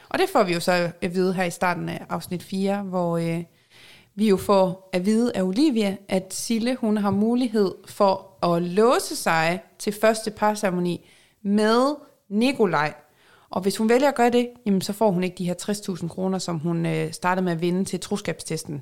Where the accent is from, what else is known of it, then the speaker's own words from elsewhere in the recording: Jutland, Denmark; accent: Jutlandic; jeg er jyde